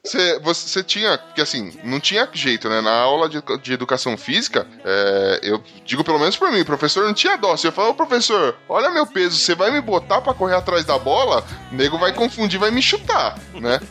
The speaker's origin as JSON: {"language": "Portuguese", "region": "São Paulo", "country": "Brazil", "said": "a gente é da Zona Leste de São Paulo"}